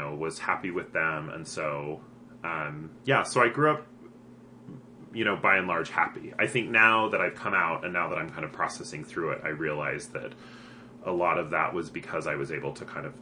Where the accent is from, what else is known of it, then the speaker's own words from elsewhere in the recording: Provo, Utah, United States; I grew up in Provo